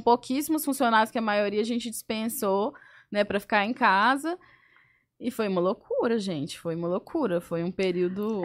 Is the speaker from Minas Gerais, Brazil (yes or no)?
yes; Belo Horizonte, Minas Gerais, Brazil; sou de BH, sou chefe de cozinha, tenho dois restaurantes lá